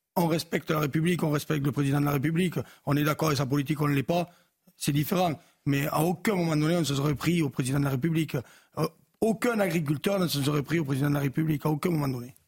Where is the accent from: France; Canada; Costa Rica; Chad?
France; chez nous en France